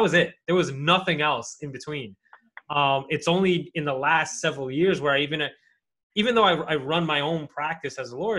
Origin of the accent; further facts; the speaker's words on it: New York City, New York, United States; I grew up in New York City where like diversity didn't hit me until later on in life.